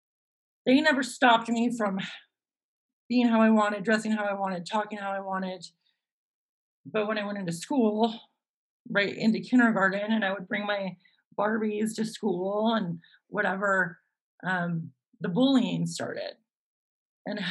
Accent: Los Gatos, California, United States; I grew up in this sleepy little town called Los Gatos, nestled in Silicon Valley in the Santa Cruz Mountain foothills

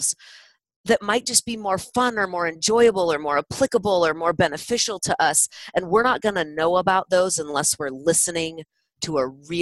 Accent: California, United States; now in Utah, United States; this is me speaking as a Californian in Utah and in Utah for a long time

